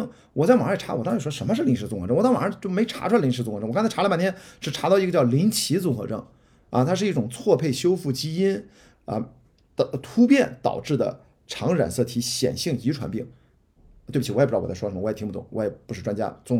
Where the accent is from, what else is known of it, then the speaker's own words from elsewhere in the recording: northern China, China; 因为我也是个北方人